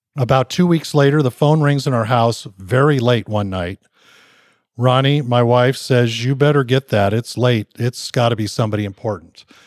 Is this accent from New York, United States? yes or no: no; Southern California, United States; growing up in Southern California